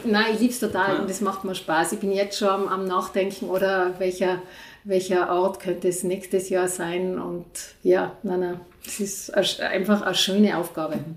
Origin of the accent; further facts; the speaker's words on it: Innsbruck, Tyrol, Austria; now in Igls, Austria; Ich bin aus Innsbruck und bin zuerst in Innsbruck äh, aufgewachsen, bis ich, ja, bis ich so zwölf Jahre alt war